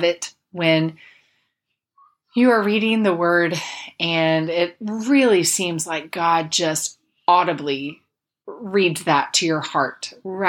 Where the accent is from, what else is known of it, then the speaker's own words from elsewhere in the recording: Polk County, Central Florida, United States; moved away; I grew up in Central Florida, grew up in Polk County, the lightning capital of the world